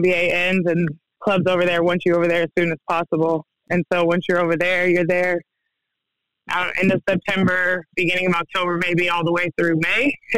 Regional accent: Denver, Colorado, United States; also born or lived in Kansas; now in Mount Juliet, United States; I didn't originally grow up here. We moved here from Kansas. I've kind of grown up a little bit everywhere. Denver is home for me. That's where I was born.

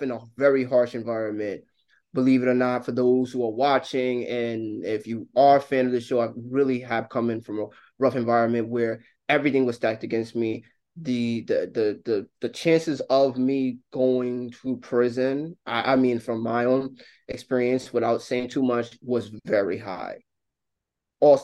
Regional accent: New York City, New York, United States; Growing up in New York City

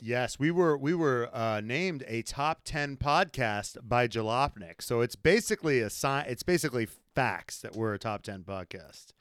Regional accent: United States; being an American

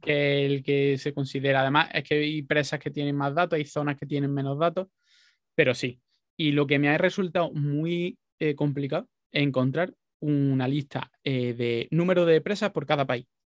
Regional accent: Jaén, Andalusia, Spain; moved away; also born or lived in Málaga; yo soy de Jaén y he vivido mucho tiempo en Málaga

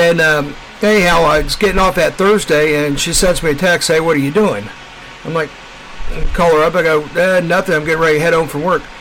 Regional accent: Kansas City, Missouri, United States; People call me hillbilly because I'm from Missouri.

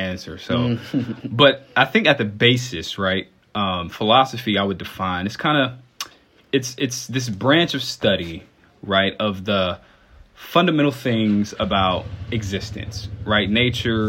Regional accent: Dayton, Ohio, United States; now in Owensboro, United States; I was originally born in Dayton, Ohio, which is about 4 hours away from Owensboro, where I currently live. And I just grew up in a church

